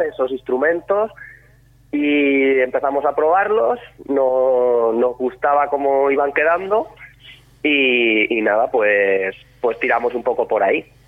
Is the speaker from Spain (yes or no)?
yes; La Roda, Castilla-La Mancha, Spain; somos de La Roda